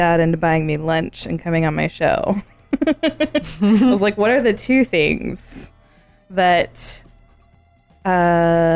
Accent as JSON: {"language": "English", "region": "Arizona", "country": "United States", "tie": "born or raised there", "said": "growing up in Arizona, I grew up with Mormons."}